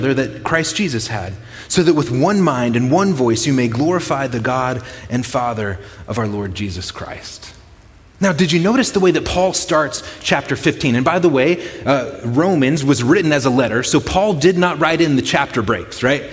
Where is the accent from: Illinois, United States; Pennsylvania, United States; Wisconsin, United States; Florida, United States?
Illinois, United States; Chicago; moved away as an adult; now in Brookings, United States; I grew up in the Chicago area, on the southeast side of Chicago